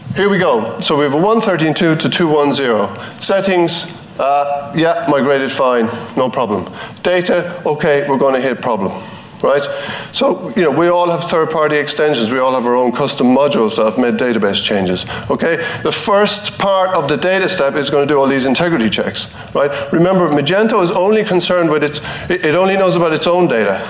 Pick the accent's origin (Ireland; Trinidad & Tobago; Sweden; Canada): Ireland; I'm from Ireland